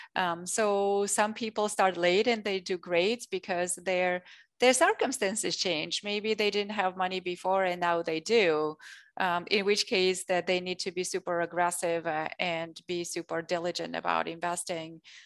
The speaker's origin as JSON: {"language": "English", "country": "Armenia", "tie": "born or raised there", "first_language": "Russian and Armenian", "second_language": "English", "moved": "as an adult", "said": "I grew up in Armenia"}